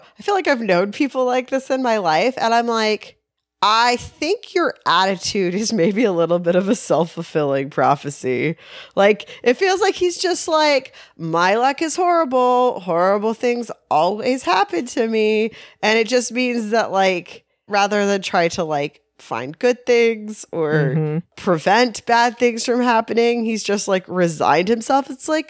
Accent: Texas, United States; moved away

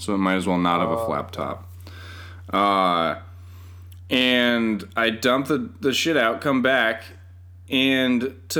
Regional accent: Colorado, United States; also born or lived in California; I've lost my Colorado native credentials because I was born in California originally

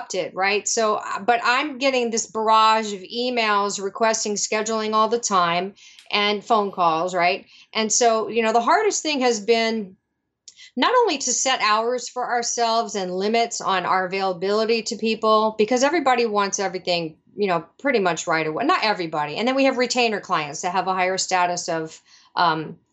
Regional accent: New Orleans, Louisiana, United States; moved away; I'm from New Orleans.

